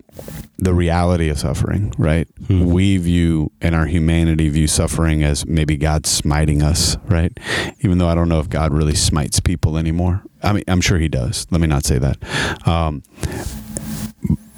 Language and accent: English; Opelousas, Louisiana, United States; I'm from Opelousas